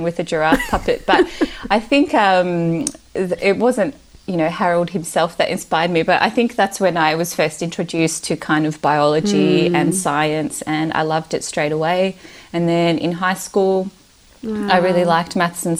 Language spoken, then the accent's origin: English; Melbourne, Victoria, Australia; English is a second language; also born or lived in Romania / Yugoslavia; I was born in Romania and moved to Australia when I was little, when I was five. I grew up in Melbourne, have always lived in Melbourne.